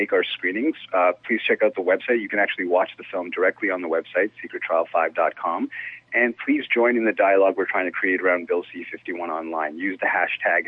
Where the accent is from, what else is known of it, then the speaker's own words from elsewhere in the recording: Canada; as a Canadian